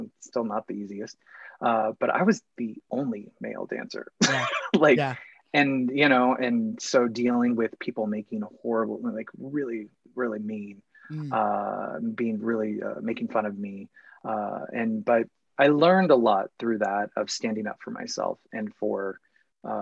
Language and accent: English; Phoenix, Arizona, United States; moved away; I'm from Phoenix, Arizona originally.